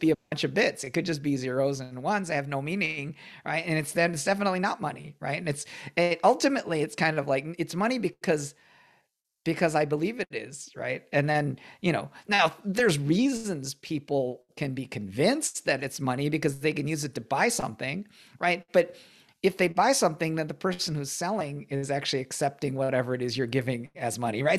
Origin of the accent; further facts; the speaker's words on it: Michigan, United States; I, I grew up in Michigan